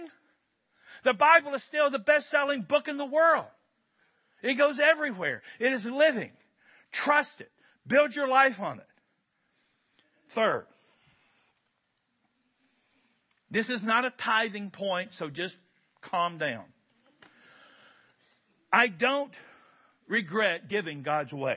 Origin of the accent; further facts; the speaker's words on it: Kentucky, United States; I'm from Kentucky